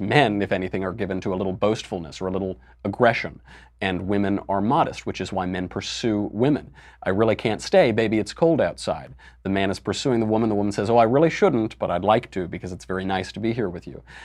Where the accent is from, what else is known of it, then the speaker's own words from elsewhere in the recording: New York, United States; I'm from New York, so there are drag bars all over the village